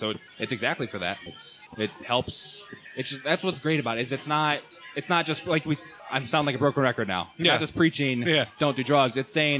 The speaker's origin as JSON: {"language": "English", "town": "Canal Fulton", "region": "Ohio", "country": "United States", "tie": "born or raised there", "said": "I'm from Canal Fulton. That's my hometown."}